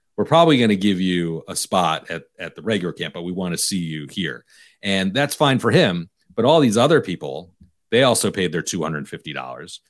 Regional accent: Detroit, Michigan, United States; I'm a Detroit guy.

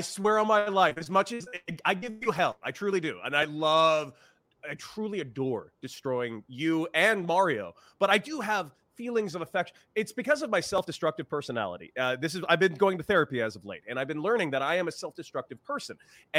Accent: Southern California, United States; I grew up in Southern California.

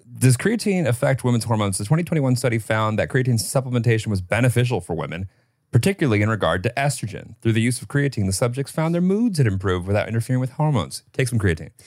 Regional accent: Illinois, United States; I grew up in Illinois

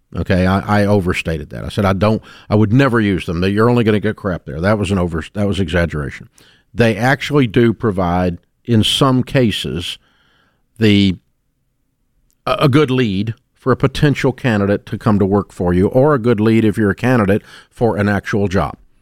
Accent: Antioch, Tennessee, United States; I grew up in Antioch, Tennessee

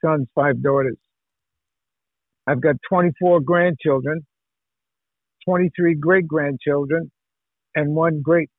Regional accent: Dartmouth, Massachusetts, United States; You know, I'm a Bay Stater, you know. I was born in Massachusetts.

